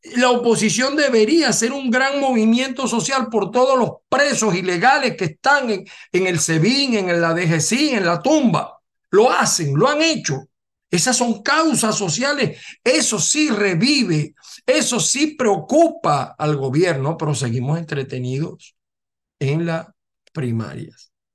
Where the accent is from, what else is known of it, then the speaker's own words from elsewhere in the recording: Zulia, Venezuela; now in United States; mi tierra del estado Zulia